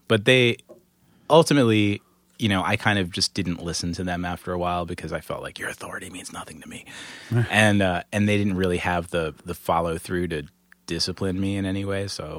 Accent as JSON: {"language": "English", "town": "Queens", "region": "New York", "country": "United States", "tie": "born or raised there", "said": "Yeah. I grew up in Queens."}